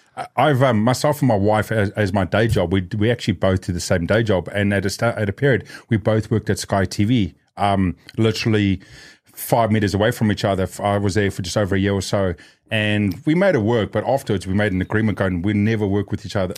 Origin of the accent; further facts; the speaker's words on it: New Zealand; Growing up in New Zealand like myself